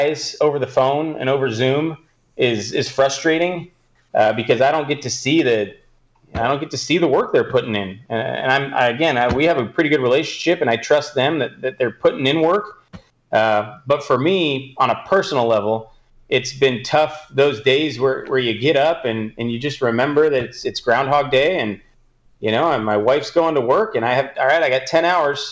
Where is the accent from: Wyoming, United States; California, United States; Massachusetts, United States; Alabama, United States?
California, United States; Southern; I am from Southern California